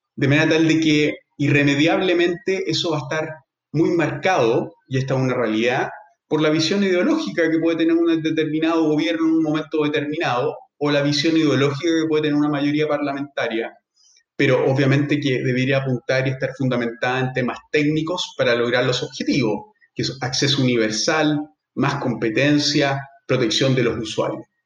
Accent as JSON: {"language": "Spanish", "country": "Chile", "said": "nosotros como chilenos y, abogados"}